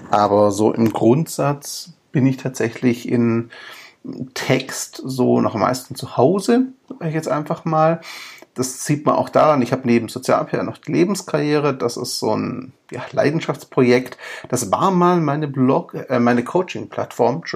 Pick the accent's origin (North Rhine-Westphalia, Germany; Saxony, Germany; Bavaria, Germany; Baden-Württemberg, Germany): Baden-Württemberg, Germany; Stuttgart; born there; accent: Swabian; bin aber ursprünglich gebürtiger Stuttgarter und Schwabe. Das heißt, wenn es ab und zu schwäbelt, bitte ich mir das nachzusehen. Ich bemühe mich um Hochdeutsch.